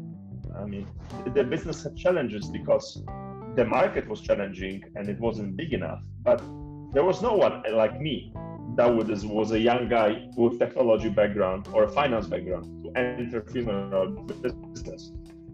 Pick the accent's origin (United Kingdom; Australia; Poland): Poland; moved away as an adult; now in Nigeria; I come from Poland, and Poland is a very homogeneous country.